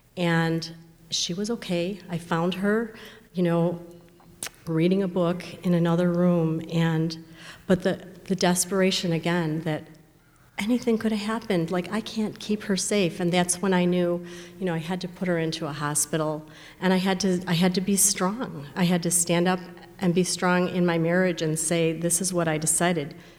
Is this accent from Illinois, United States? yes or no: yes; Chicago, Illinois, United States; I grew up in the Chicago area.